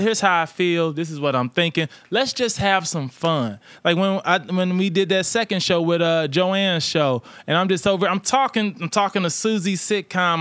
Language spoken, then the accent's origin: English; St. Louis, Missouri, United States; I'm from St. Louis.